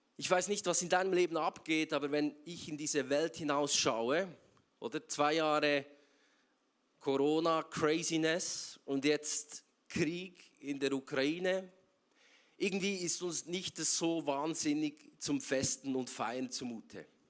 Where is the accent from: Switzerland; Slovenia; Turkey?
Switzerland; Bern; moved away as an adult; now in Zurich, Switzerland; Ich bin ursprünglich aus Bern und äh, schon länger jetzt in Zürich, seit sieben Jahren